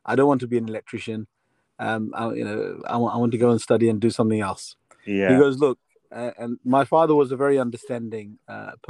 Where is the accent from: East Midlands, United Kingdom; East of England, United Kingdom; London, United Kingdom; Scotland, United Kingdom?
East of England, United Kingdom; King's Lynn; also born or lived in Luton; 75 till mid-80s, I was in King's Lynn